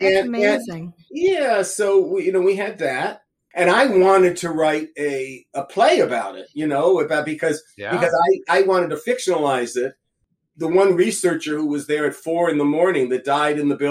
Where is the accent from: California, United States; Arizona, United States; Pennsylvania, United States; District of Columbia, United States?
California, United States; also born or lived in Boston; California is my home state